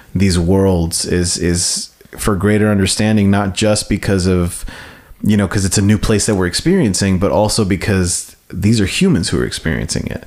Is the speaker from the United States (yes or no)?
yes; United States; me being someone who was born here and who was born as, Amer- as American and growing up, growing up as an American